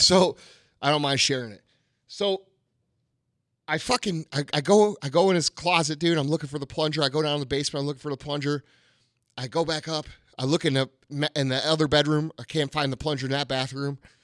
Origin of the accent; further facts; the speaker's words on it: St. Louis, Missouri, United States; I'm this motherfucker from Saint Louis